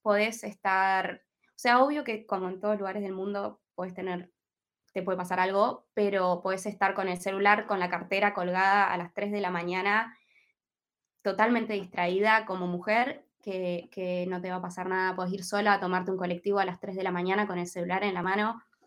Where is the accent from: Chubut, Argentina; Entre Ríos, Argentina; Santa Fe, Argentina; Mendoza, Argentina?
Chubut, Argentina; Comodoro Rivadavia; moved away as an adult; now in Australia; con la gente con la que vivo somos todos argentinos